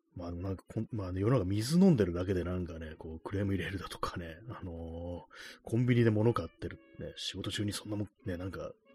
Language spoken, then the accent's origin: Japanese; Tokyo, Japan; 私、東京の人間ですけども